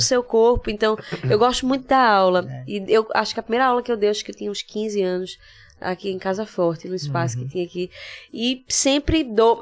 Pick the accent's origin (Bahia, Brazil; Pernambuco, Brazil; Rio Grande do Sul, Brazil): Pernambuco, Brazil; Recife; moved away as an adult; also born or lived in São Paulo; eu morei no Cordeiro, eu cresci a infância inteira no Eita, Cordeiro